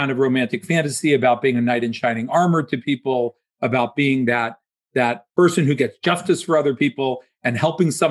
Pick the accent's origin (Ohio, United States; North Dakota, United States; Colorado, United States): Ohio, United States; Dayton; moved away as an adult; also born or lived in Pittsburgh, Pennsylvania; now in Florida, United States; I grew up in Dayton, Ohio